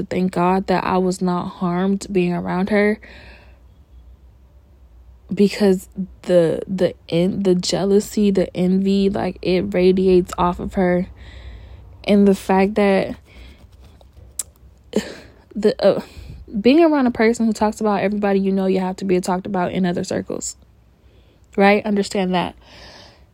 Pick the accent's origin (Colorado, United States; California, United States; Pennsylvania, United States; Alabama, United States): California, United States; born and raised in California